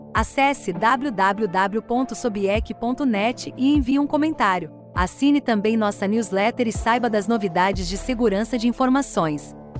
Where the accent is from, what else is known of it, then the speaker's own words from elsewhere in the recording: Londrina, Paraná, Brazil; Eu também sou de, de Londrina, do Paraná